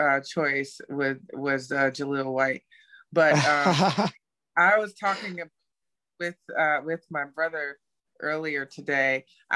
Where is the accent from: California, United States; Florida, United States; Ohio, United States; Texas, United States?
Ohio, United States; Cleveland; I hail from Cleveland, Ohio.